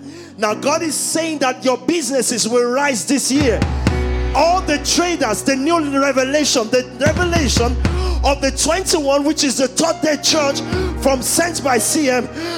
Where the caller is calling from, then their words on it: London, United Kingdom; I'm speaking from London. I know the demons we fought here.